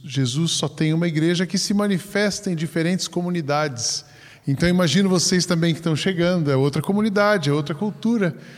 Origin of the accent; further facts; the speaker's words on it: Brazil; quando voltar agora ao Brasil